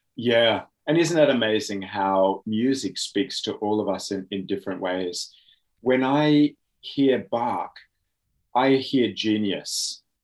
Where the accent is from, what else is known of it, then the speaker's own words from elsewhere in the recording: Oxford, South East England, United Kingdom; now in Australia; I was born in Oxford, England.